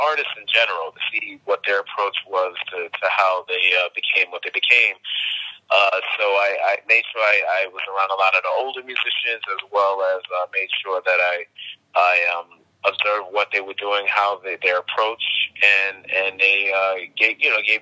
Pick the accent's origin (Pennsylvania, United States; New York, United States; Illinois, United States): New York, United States; New York City; I grew up in Queens, New York